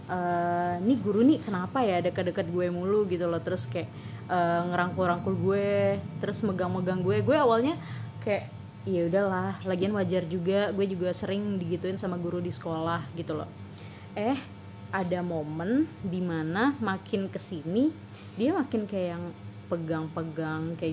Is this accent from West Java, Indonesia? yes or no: no; Palembang, South Sumatra, Indonesia; now in Bandung, Indonesia; jadi gue kerja di Bandung intinya gue kerja di Bandung terus kota asal gue di Palembang